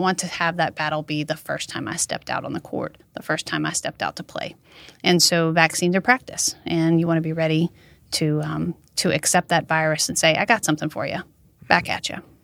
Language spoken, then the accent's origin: English; Mamou, Louisiana, United States; born or raised there; now in Baton Rouge, United States